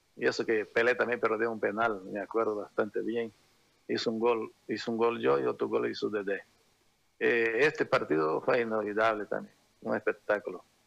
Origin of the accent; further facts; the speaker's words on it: Brazil; moved away; also born or lived in Santa Cruz, Bolivia; los tres participamos, los tres brasileros